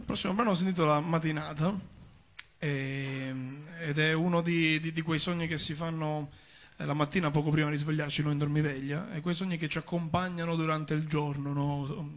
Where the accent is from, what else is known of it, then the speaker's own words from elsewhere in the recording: Rosolini, Sicily, Italy; first language Sicilian; Italian is a second language; moved away as an adult; also born or lived in Rome; io vengo dalla parte di Sicilia, cioè quella che sta più a sud